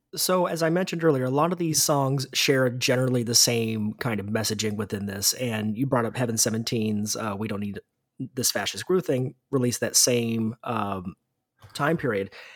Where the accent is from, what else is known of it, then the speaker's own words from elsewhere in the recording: United States; as an American